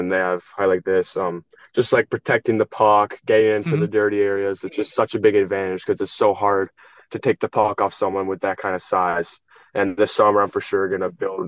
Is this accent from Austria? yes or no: no; Edmonton, Alberta, Canada; moved away; Growing up in Edmonton